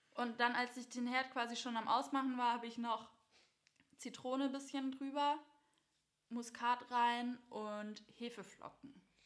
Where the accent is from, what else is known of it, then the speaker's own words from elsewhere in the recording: Baden-Württemberg, Germany; bei uns in Baden-Württemberg